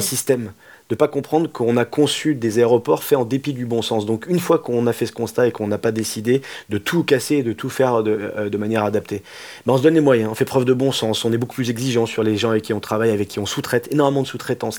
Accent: France; moi je suis français

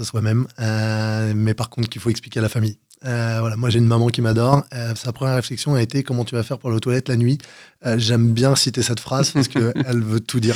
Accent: Val-d'Oise, Paris region, Île-de-France, France; also born or lived in Gennevilliers / Cantal; now in Versailles, France; je suis revenu sur la région parisienne à l'âge de 6 ans. Et j'ai grandi dans le 95.

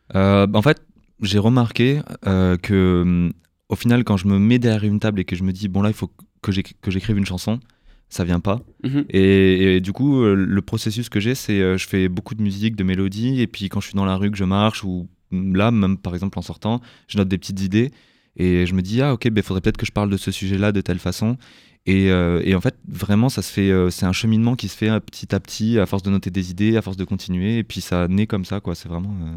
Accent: Toulouse, Occitania, France; moi, j'ai grandi à Toulouse

